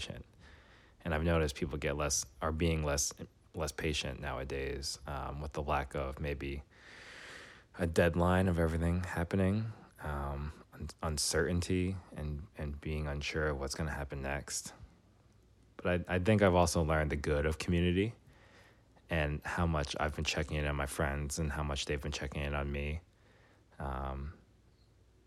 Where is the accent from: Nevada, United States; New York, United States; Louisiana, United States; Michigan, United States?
New York, United States; New York City; moved away as an adult; now in Washington, D.C., United States; I grew up in New York City. I moved to D.C. after